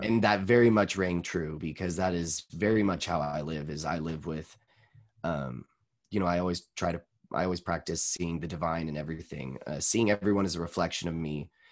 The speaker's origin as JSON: {"language": "English", "town": "Boise", "region": "Idaho", "country": "United States"}